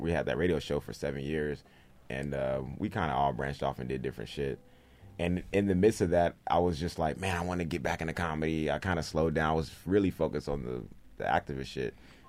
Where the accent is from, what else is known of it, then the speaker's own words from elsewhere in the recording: Los Angeles, California, United States; also born or lived in Lynwood; No, I was born in Linwood, which is right outside of Compton.